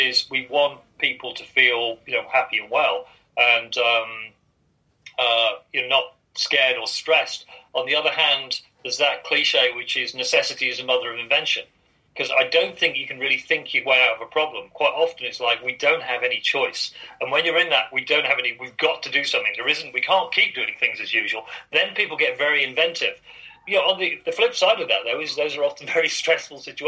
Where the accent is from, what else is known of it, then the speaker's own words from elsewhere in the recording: Yorkshire and the Humber, United Kingdom; moved away as an adult; also born or lived in London / Brighton / Australia / Essex; I was born in Yorkshire. I spent a lot of my adult life in the south of England, in London and Brighton